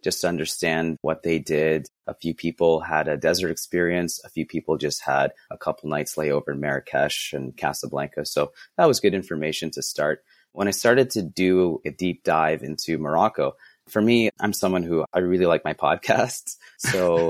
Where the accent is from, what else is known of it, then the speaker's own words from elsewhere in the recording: Ottawa, Ontario, Canada; I'm from Ottawa, Canada